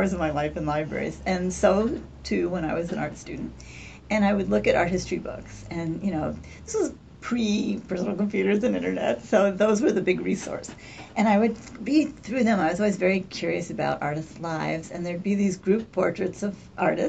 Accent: Poughkeepsie, New York, United States; where I grew up in Poughkeepsie on the Hudson River

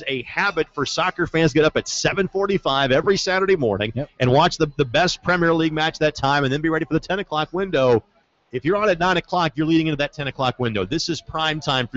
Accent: Southern Indiana, United States; now in Indianapolis, United States; I'm from Southern Indiana.

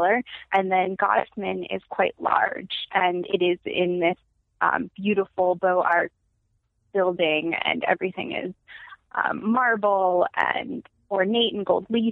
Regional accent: Los Angeles, California, United States; also born or lived in New York; I'm from LA.

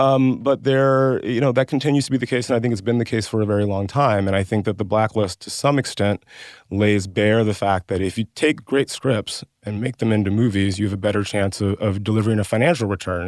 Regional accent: West Central Georgia, United States; I grew up in West Central Georgia.

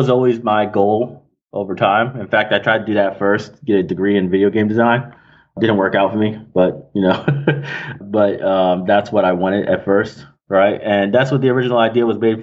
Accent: New York City, New York, United States; also born or lived in Alabama / San Diego; Queens specifically.

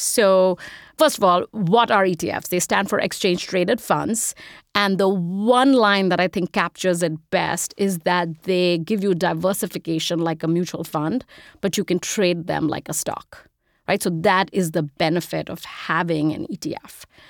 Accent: India; moved away as an adult; now in United States; I'm an immigrant, if you can't tell from the accent. I grew up in India. I moved here when I was 18 to go to college.

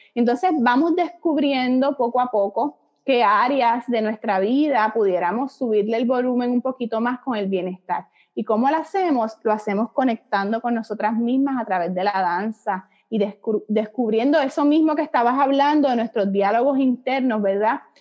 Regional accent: Puerto Rico; moved away as an adult; now in Miami, United States; soy puertorriqueña, nacida y criada en la isla

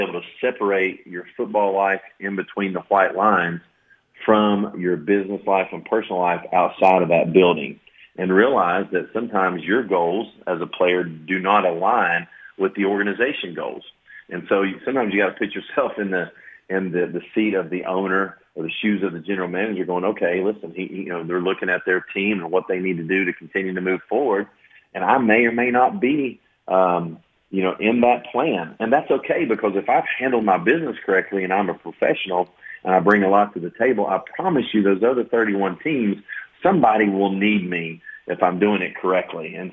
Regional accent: Knoxville, Tennessee, United States; also born or lived in New York / South Florida / Marshall University, West Virginia; now in Lexington, United States; I'm from Knoxville, Tennessee

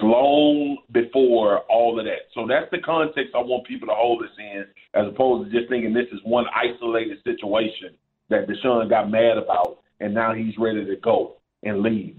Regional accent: Baton Rouge, Louisiana, United States; I grew up in Baton Rouge

